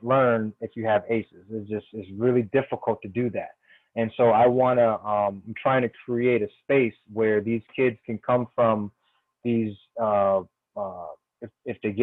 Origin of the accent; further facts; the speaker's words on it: Springfield, Massachusetts, United States; now in Washington, D.C., United States; my hometown, Springfield, Massachusetts